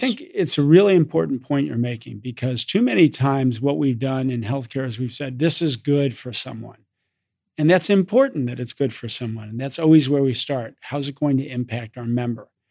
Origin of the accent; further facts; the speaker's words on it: East Coast, United States; moved away as an adult; also born or lived in London, England / Oxford, England / Chicago, Illinois; I grew up in the East Coast